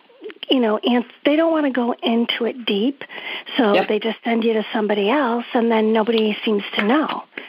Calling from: Old Saybrook, Connecticut, United States; I'm from Old Saber, Connecticut.

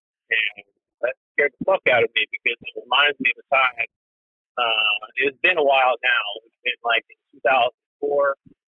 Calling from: Macomb, Illinois, United States; I'm calling from Macomb, Illinois. So I'm not terribly far from you guys. I live, you know, where Western Illinois University is at.

